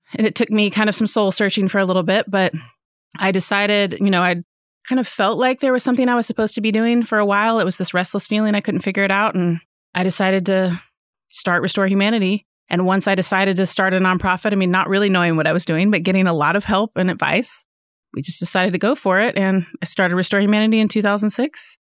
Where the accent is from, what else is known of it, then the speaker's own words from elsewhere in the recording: Fayetteville, Arkansas, United States; also born or lived in Austin, Texas; I was born and raised here in Fayetteville, Arkansas.